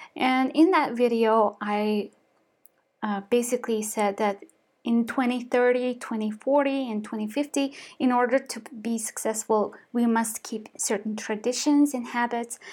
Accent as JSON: {"language": "English", "country": "Mongolia", "also_born_or_lived": "United States", "second_language": "English", "moved": "as an adult", "said": "I am a Mongolian person, and I studied in the U S and For me, English is my second language."}